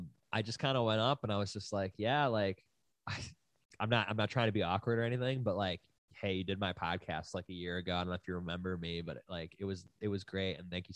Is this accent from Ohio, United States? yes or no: no; Buffalo, New York, United States; now in Los Angeles, United States; we're both from Buffalo, and then we both lived in Burbank.